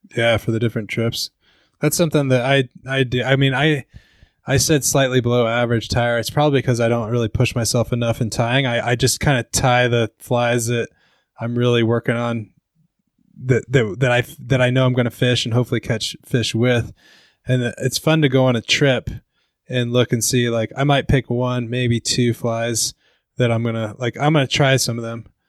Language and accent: English; Seattle, Washington, United States; I'm from Seattle area